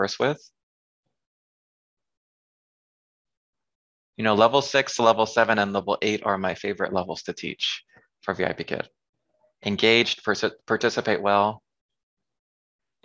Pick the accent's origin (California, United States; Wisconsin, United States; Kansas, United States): California, United States; San Diego; moved away as an adult; also born or lived in South Korea / France / Thailand / China; now in Washington, D.C., United States; I'm from San Diego, California. I currently live in Washington, D.C.